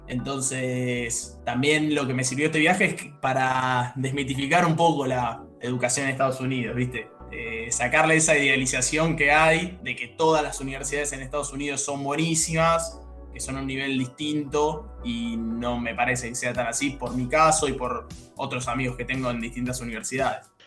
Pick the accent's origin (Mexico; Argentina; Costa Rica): Argentina; los únicos que merendamos somos los argentinos